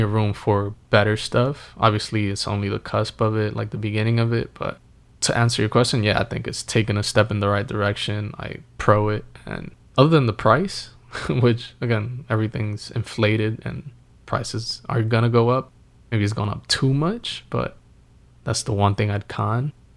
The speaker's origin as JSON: {"language": "English", "region": "Northeast", "country": "United States", "tie": "born or raised there", "said": "growing up in the Northeast"}